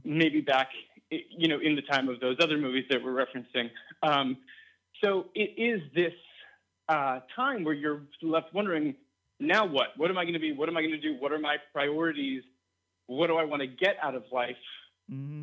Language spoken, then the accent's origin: English; East Coast, United States; I grew up on the East Coast